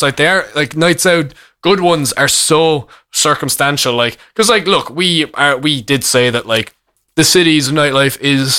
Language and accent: English; Ireland; obviously we're the only actual Irish people in there